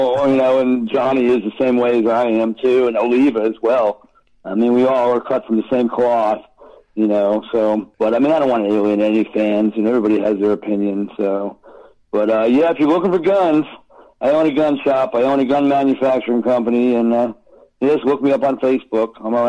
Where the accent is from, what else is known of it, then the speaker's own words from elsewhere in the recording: Long Island, New York, United States; I'm from Long Island.